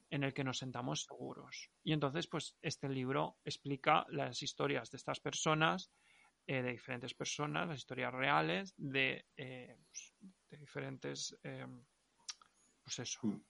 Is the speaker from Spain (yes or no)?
yes; Valencian-speaking area, Valencian Community, Spain; accent: Valencian; first language Valencian; Spanish is a second language; me expreso muchísimo mejor en, valenciano. Mm. Porque es mi lengua materna.